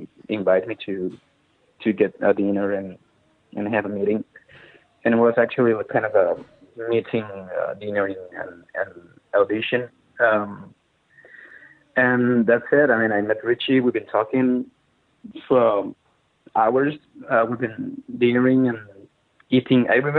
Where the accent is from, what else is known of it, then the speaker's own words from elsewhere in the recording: Chile; now in Madrid, Spain; Yeah, I was in Madrid in 2015. I moved from Chile to Madrid in 2009.